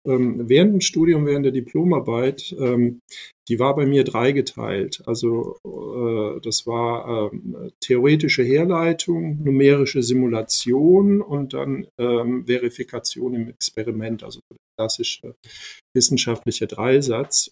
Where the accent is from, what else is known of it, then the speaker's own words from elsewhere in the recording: Ludwigshafen, Rhineland-Palatinate, Germany; German is a second language; also born or lived in former Yugoslavia / Mannheim / Heidelberg; ich bin in Ludwigshafen aufgewachsen, mhm. bin dann in Mannheim zur Schule gegangen